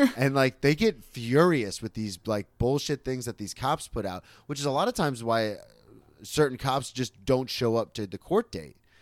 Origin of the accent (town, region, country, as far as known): Florida, United States; moved away as an adult; also born or lived in Oklahoma City